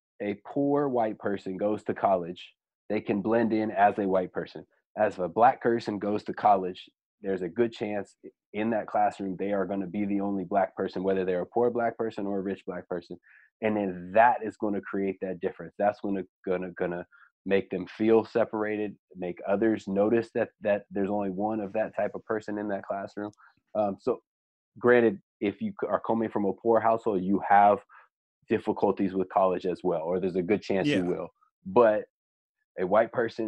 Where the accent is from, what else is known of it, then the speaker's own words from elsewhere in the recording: Bay Area, California, United States; now in San Diego, United States; I grew up in the Bay Area.